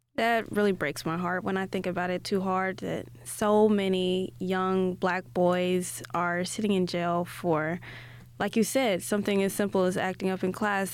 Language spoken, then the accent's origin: English; Gary, Indiana, United States; I grew up in Gary, a predominantly black, um, neighborhood, and I went to school there until the eighth grade